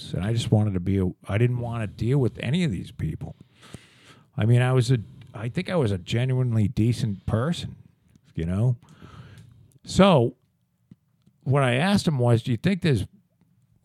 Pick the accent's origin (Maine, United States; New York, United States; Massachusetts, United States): Massachusetts, United States; Plymouth; also born or lived in Scituate, Massachusetts; we moved down to Plymouth in 71.